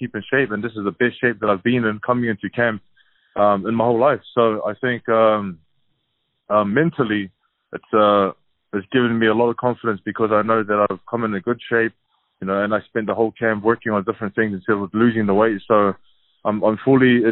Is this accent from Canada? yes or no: no; New Zealand; me as a New Zealander, Samoan